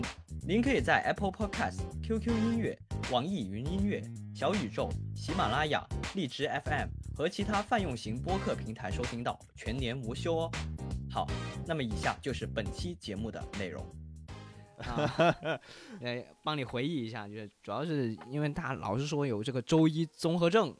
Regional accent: Guangdong, China; 这可能我们广东人用的比较多一点的这个礼拜一

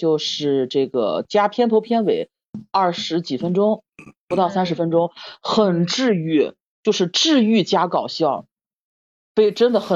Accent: Shandong, China; 也是我们山东人。

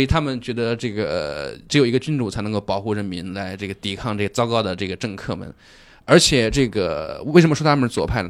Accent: China; 当然我们中国人去跟他们见面会有一种非常违和、非常奇怪的感觉

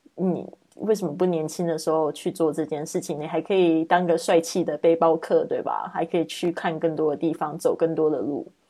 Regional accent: Taiwan; now in Spain; 来自台湾。五年前开始线上制作播客，环绕北半球两圈之后，我现在居住在西班牙，过着梦想中自由富足的生活

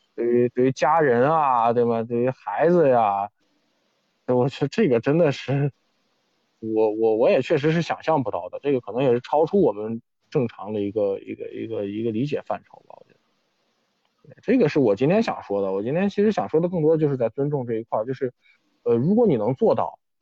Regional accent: China; 我们中国人

